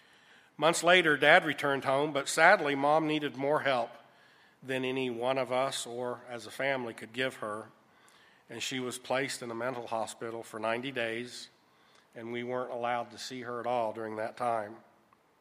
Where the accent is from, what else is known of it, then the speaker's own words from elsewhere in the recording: Jacksonville, Florida, United States; born there; I was born in Jacksonville, Florida, at the Naval Air Station, August 17th, 1957.